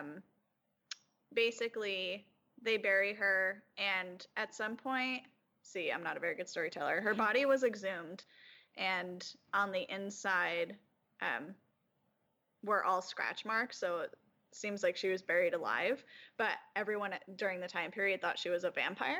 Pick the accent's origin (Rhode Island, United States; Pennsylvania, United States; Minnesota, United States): Rhode Island, United States; I'm from Rhode Island